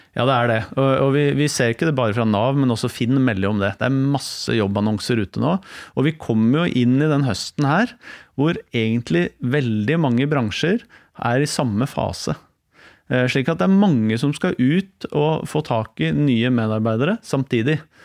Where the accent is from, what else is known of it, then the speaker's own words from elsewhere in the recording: Oslo, Norway; Jeg er fra Stovner. Ja. Vokste opp der.